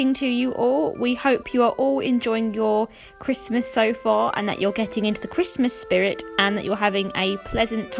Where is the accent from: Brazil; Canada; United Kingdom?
United Kingdom; I'm from the United Kingdom